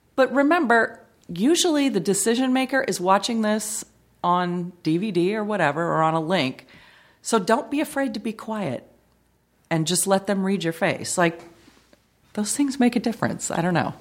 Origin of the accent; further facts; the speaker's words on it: Long Beach, California, United States; also born or lived in Bellflower, California; I was born in Bellflower, but I've lived in Long Beach my whole life.